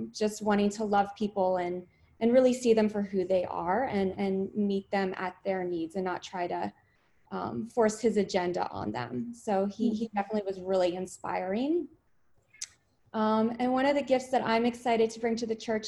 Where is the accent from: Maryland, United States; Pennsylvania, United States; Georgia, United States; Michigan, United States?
Maryland, United States; now in California, United States; I was born and raised in Maryland, but I definitely consider California home